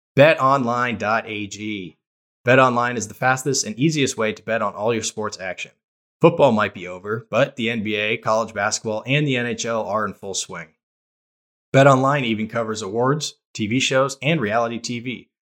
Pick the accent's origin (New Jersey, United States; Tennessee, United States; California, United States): California, United States; Bay Area; moved away; I played basketball my whole life growing up in the Bay Area